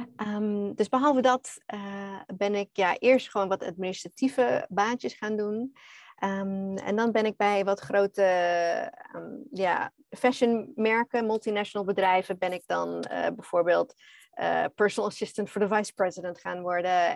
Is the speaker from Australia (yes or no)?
yes; Australia; Dutch is a second language; moved away as an adult; also born or lived in Netherlands; now in Bali, Indonesia; Nederlands is niet mijn eerste taal. Ik ben eigenlijk Australisch